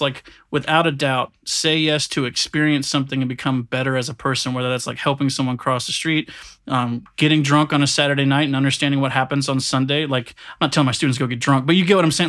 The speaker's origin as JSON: {"language": "English", "town": "Williston", "region": "Florida", "country": "United States", "tie": "born or raised there", "moved": "as an adult", "said": "I'm from a really small country town in Florida. It's called Williston"}